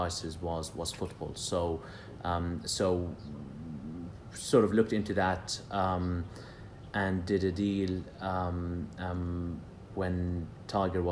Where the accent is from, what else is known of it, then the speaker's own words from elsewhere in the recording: Jerusalem, Palestine; also born or lived in London; now in United Kingdom; I grew up in Jerusalem, so I'm Palestinian